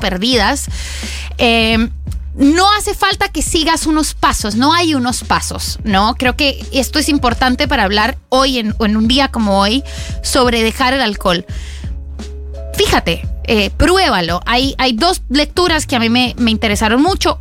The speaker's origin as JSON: {"language": "Spanish", "country": "Colombia", "said": "como buena colombiana, empecé a consumir alcohol desde que tengo 15 años"}